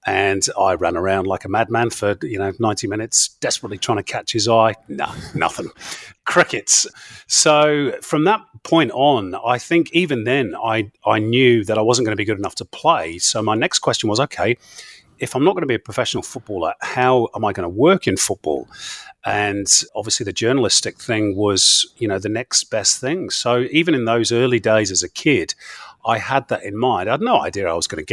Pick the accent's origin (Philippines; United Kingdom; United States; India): United Kingdom; the north of England; moved away as an adult; now in Australia; Like most kids growing up in Northern England, where I grew up